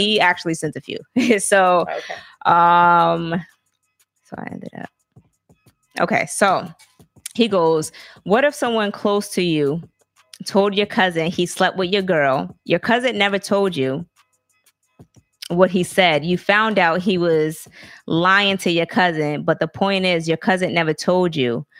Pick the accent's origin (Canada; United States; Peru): United States; the South; I'm from the South